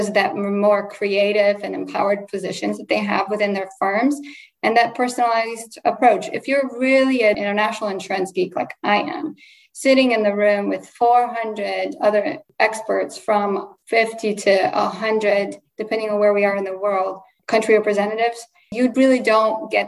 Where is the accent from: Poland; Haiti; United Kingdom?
Poland; born or raised there; first language Polish; English is a second language; moved away